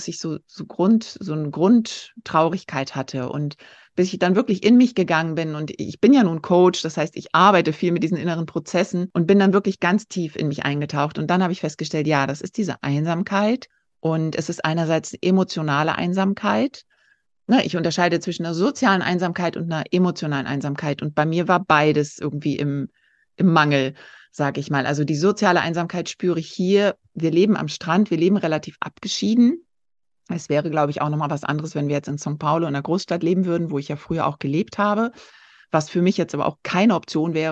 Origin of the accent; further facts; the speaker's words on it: Turkey; now in Brazil; habe meine Kindheit schon in der Türkei verbracht, weil mein Vater dort gearbeitet hat. Und ja, und so hat es mich nach Brasilien verschlagen.